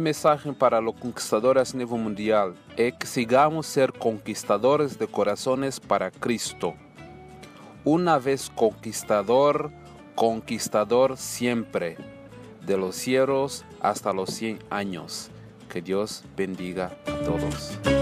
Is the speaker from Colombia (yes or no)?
yes; Colombia; soy de Colombia